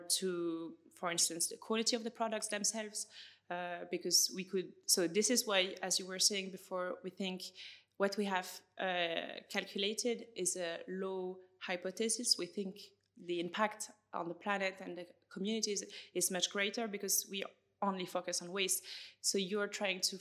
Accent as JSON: {"language": "English", "country": "France", "also_born_or_lived": "Switzerland", "accent": "French", "second_language": "English", "moved": "as an adult", "lives_now": "Edinburgh, United Kingdom", "said": "as you can hear from my accent, it's easy to guess. I'm from France, but I used to live in Switzerland last year"}